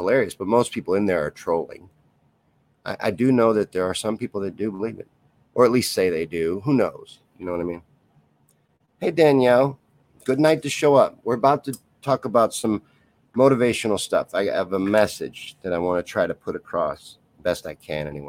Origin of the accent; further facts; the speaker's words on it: Kentucky, United States; now in Missouri, United States; I'm from Kentucky. Well, I grew up there. I was born in Missouri, grew up in Kentucky, back to Missouri